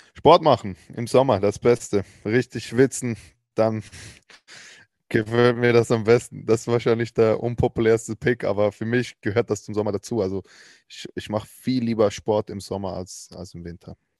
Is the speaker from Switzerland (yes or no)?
yes; Switzerland; Ich bin ja Schweizer